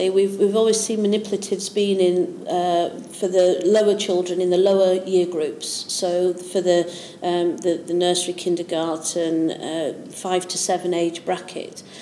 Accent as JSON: {"language": "English", "region": "Yorkshire and the Humber", "country": "United Kingdom", "lives_now": "East Anglia, United Kingdom", "said": "Well, I'm from Yorkshire."}